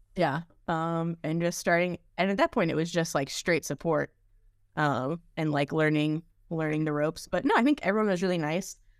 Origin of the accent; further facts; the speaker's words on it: United States; moved away; also born or lived in Austin, Texas; I grew up outside Washington, D C